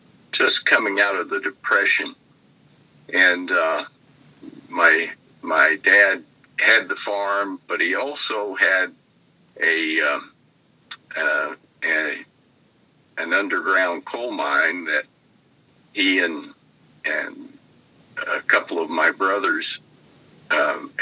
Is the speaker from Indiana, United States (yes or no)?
yes; Pike County, Indiana, United States; now in Princeton, United States; I was born in Pike County, Indiana